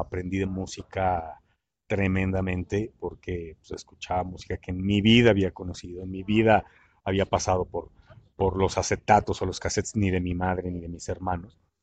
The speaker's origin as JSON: {"language": "Spanish", "region": "Mexico City", "country": "Mexico", "also_born_or_lived": "Puerto Escondido", "moved": "as an adult", "said": "vengo de la Ciudad de México"}